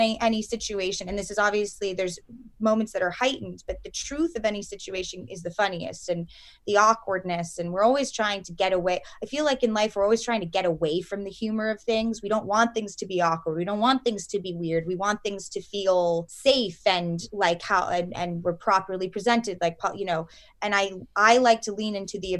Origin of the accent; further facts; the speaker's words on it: New York City, New York, United States; I grew up in New York City.